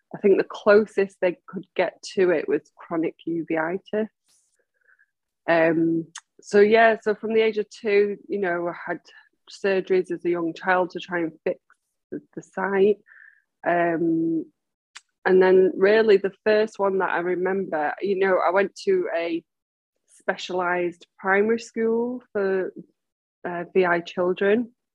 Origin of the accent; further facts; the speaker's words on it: Manchester, North West England, United Kingdom; I was born and bred in Manchester